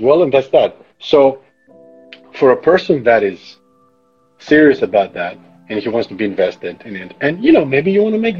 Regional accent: Greece; accent: Greek; I'm almost like losing my American like accent. I go back to the Greekness

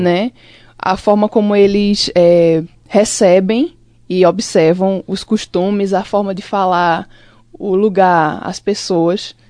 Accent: Limoeiro, Pernambuco, Brazil; now in Caruaru, Brazil; eu lembro muito das coisas de Limoeiro que é a minha cidade natal

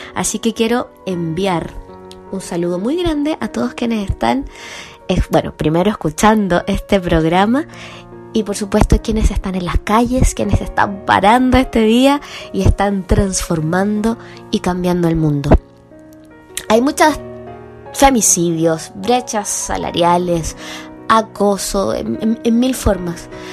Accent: Chile

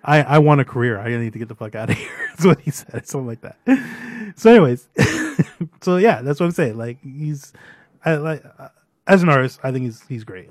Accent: Brampton, Ontario, Canada; I won't specifically say I'm from Brampton. I tell them I'm from Toronto

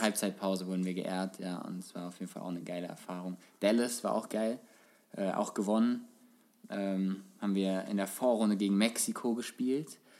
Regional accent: Frankfurt, Hesse, Germany; als Kind halt, als Frankfurter Junge warst du schon irgendwie Eintracht-Fan

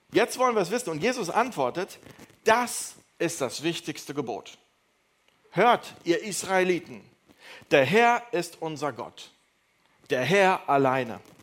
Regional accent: Neuss, North Rhine-Westphalia, Germany; ich komme aus, äh, aus Düsseldorf, aus Neuss

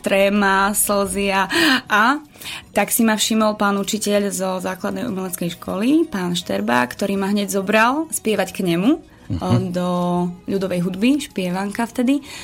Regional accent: eastern Slovakia, Slovakia; keďže som z východu, tak ja som cymbalovka

